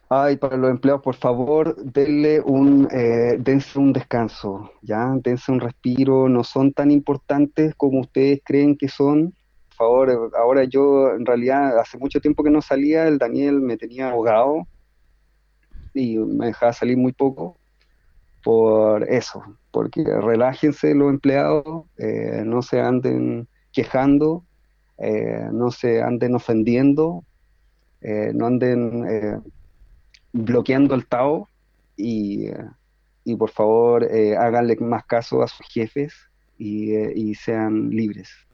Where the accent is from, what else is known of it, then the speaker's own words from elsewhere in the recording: Chile; yo como chileno